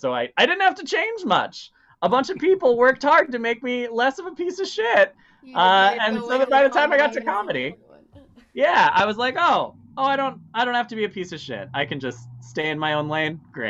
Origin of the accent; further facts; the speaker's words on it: Illinois, United States; born there; also born or lived in Wisconsin / Iowa / Minnesota; I was born in Illinois and then I moved around a whole bunch. I lived in a bunch of small towns in Wisconsin and Iowa and then eventually Wisconsin again and then landed in Minnesota.